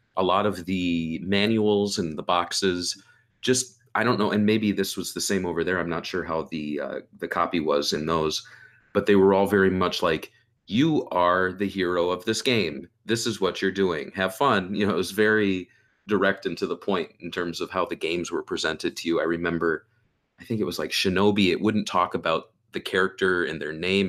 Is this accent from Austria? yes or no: no; United States; as an American growing up